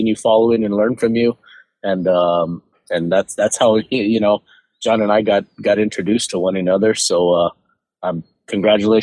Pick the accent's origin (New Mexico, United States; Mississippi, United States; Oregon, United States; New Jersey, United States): New Mexico, United States; Albuquerque; born and raised in Albuquerque, New Mexico